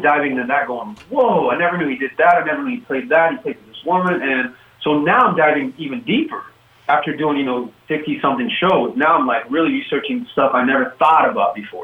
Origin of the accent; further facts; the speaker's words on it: Oakland, California, United States; I grew up in the Bay Area in Oakland